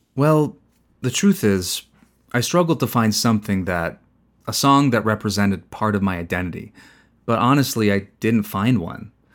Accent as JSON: {"language": "English", "town": "Zapotitlán Tablas", "region": "Guerrero", "country": "Mexico", "also_born_or_lived": "Los Angeles / Maryland", "moved": "as an adult", "lives_now": "Santa Ana, United States", "said": "I'm from Guerrero State, the mountain region. They say it's the heart of the mountain, but to be precise, I'm from Zapotitlan Tablas, Guerrero."}